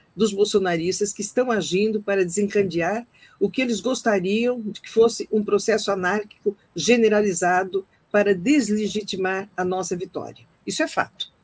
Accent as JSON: {"language": "Portuguese", "country": "Brazil", "moved": "yes", "said": "nós saímos do Brasil, muitos de nós há muito tempo, como eu, mas não deixamos de ser brasileiros"}